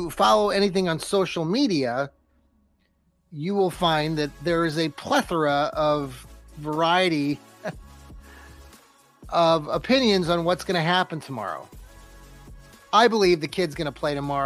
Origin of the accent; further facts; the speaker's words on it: Ohio, United States; also born or lived in Kansas; I was born and raised here in Ohio